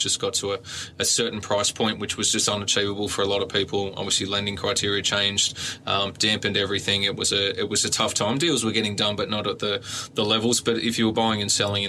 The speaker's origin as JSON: {"language": "English", "town": "Gymea Bay", "region": "New South Wales", "country": "Australia", "tie": "born or raised there", "said": "I grew up in Gymie Bay and schooling around Kirrawee"}